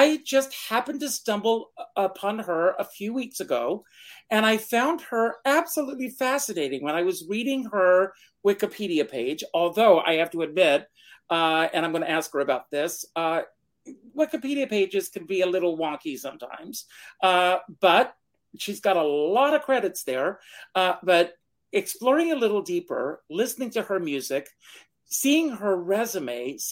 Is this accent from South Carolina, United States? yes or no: yes; Myrtle Beach, South Carolina, United States; I grew up in Myrtle Beach, South Carolina.